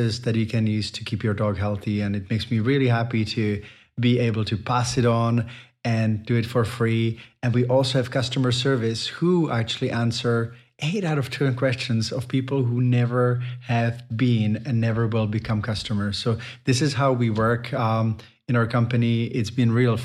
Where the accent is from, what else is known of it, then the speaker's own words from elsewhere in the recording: Chomutov, Ústí nad Labem Region, Czechia; my hometown of Chomutov